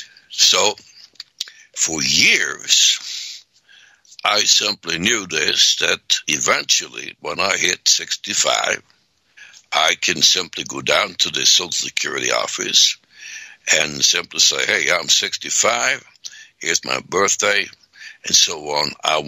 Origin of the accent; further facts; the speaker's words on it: Sweden; now in United States; because I came here in 63 from Sweden, and first I had regular jobs, and then I became a minister